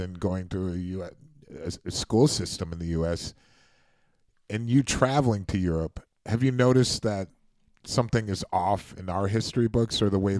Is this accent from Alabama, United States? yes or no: no; Cleveland, Ohio, United States; moved away; also born or lived in New York; I grew up in Cleveland, Ohio.